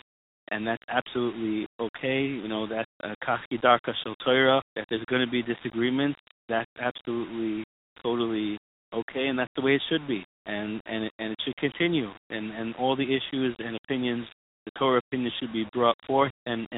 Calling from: Israel; I'm calling from Eretz Yisrael.

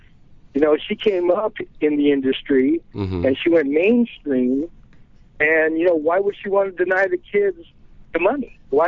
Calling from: Culver City, California, United States; West LA, Culver City.

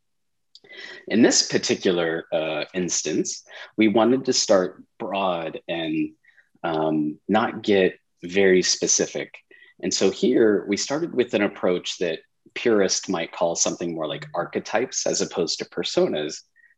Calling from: San Diego, California, United States; I'm in San Diego, California this morning.

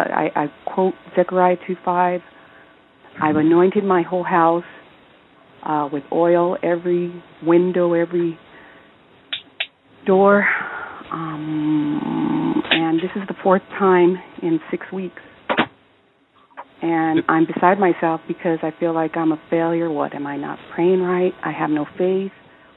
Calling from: California, United States; from California.

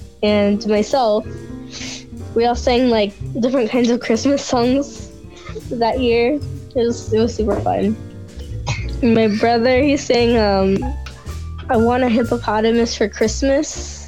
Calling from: Stockton, California, United States; I'm calling from Stockton.

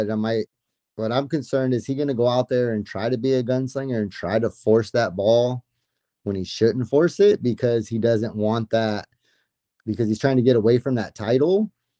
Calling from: Fresno, California, United States; Good old Fresno, buddy.

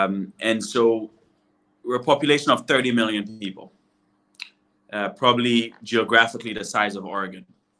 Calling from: Ghana; You know, I'm streaming live from Ghana.

